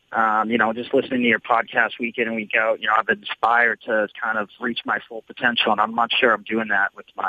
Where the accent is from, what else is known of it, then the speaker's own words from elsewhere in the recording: Massachusetts, United States; So I've kind of lived in my hometown my whole life. I'm 27. Went to school here. I work here.